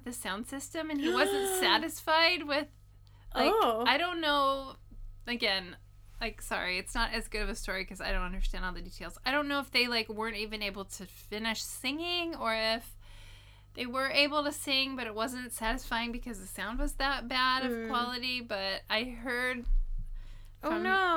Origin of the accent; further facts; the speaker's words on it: United States; now in Japan; being American